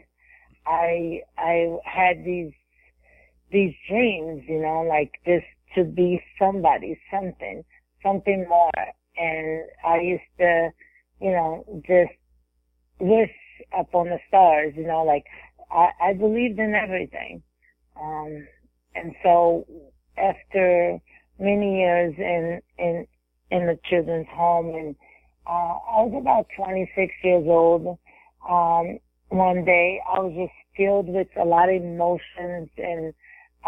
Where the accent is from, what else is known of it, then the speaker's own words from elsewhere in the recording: Brazil; also born or lived in Texas, United States; now in Florida, United States; growing up in Brazil, I had a crazy childhood